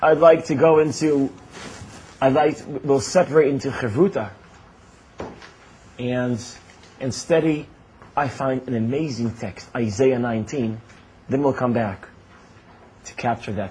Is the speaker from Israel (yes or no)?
yes; Israel; I was born and raised in Israel. I was never more than a month outside of Israel.